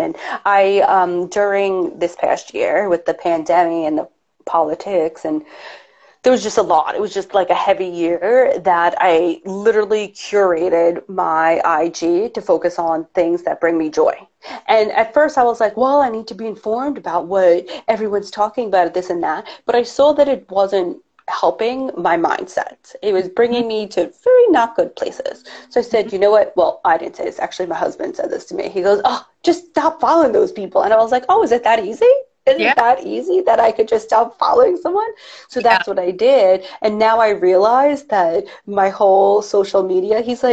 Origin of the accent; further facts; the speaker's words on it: New York, United States; I'm a New Yorker